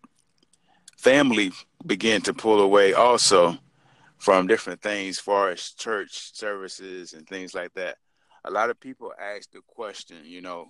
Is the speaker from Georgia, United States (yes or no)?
yes; South Georgia, United States; I had a family growing up in South Georgia